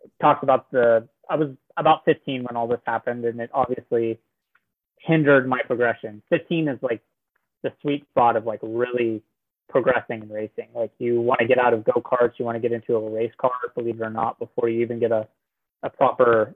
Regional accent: Norman, Oklahoma, United States; I'm from Norman, Oklahoma

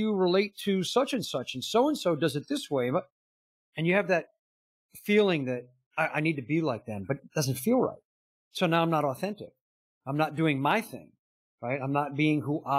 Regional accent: outside New York City, United States; I grew up in New York City, outside New York City

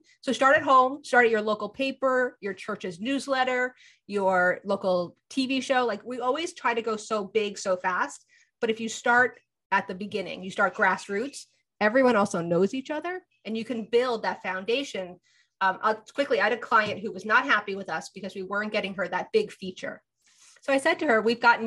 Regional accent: New Jersey, United States; I'm also from Jersey

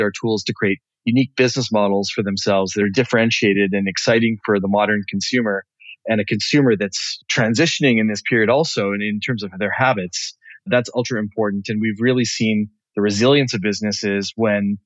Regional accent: Vancouver, British Columbia, Canada; moved away as an adult; now in Montreal, Canada; born in Vancouver, and my parents are immigrants from Africa, but I was born in Vancouver. And made the move to Montreal in my mid-20s

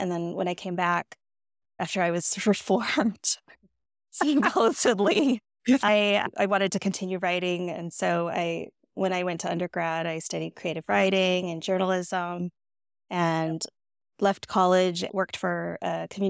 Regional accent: California, United States; Okay, my background. So I grew up in the Bay Area in California.

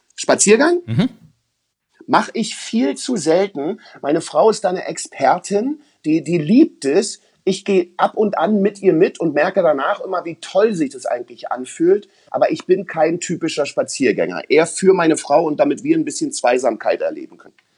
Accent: East Germany, Germany; ich bin ja aus dem Osten.

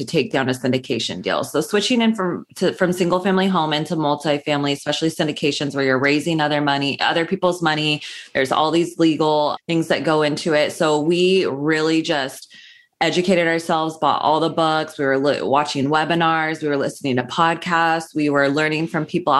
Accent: Sacramento, California, United States; moved away as an adult; now in Los Angeles, United States; I'm from Northern California. I grew up in Sacramento.

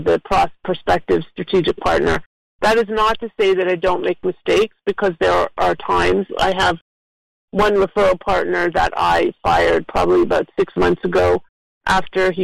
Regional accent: Toronto, Ontario, Canada; moved away as an adult; now in South Florida, United States; So I am originally from Toronto, and I've been down here in South Florida for over 20 years now.

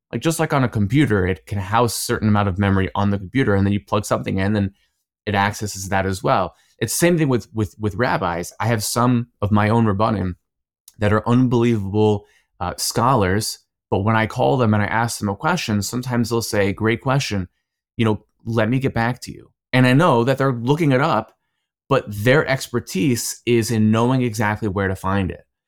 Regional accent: Cherry Hill, New Jersey, United States; moved away as an adult; also born or lived in Israel; I grew up in New Jersey, in Cherry Hill

